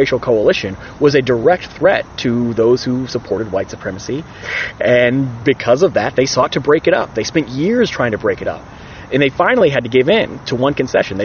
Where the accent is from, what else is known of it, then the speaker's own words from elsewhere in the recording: Roanoke, Virginia, United States; also born or lived in Philadelphia; now in Virginia, United States; born in Roanoke, educated in Philadelphia, moving back to Virginia